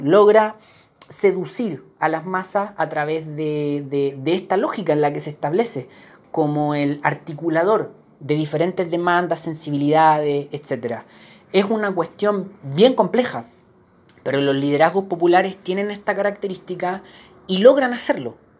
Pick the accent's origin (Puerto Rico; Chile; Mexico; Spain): Chile; para nosotros eh, con una cultura política como la chilena